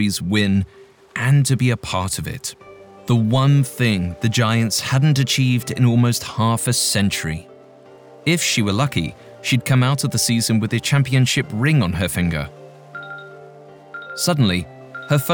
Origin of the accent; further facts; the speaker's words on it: England, United Kingdom; accent: English; my English accent